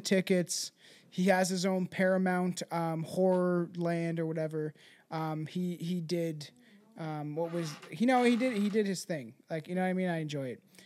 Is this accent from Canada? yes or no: yes; Canada; I'm Canadian